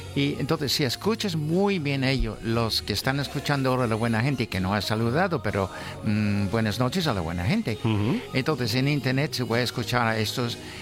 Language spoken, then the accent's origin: Spanish; Gijón, Asturias, Spain; yo soy de Gijón